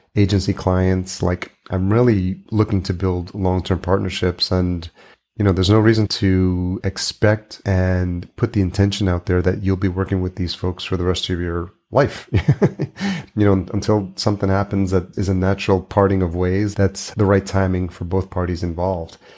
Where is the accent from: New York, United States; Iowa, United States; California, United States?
New York, United States; I grew up in New York